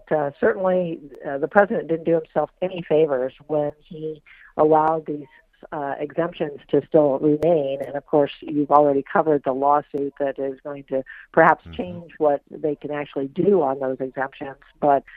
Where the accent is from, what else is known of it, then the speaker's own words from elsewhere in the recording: Iowa, United States; moved away; Iowa, my home state